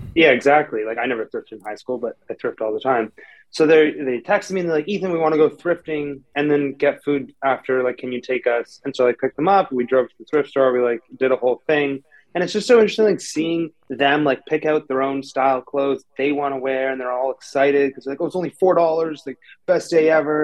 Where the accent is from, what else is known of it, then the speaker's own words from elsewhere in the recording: Toronto, Ontario, Canada; moved away as an adult; now in California, United States; I'm from Toronto, Canada. Grew up there, born and raised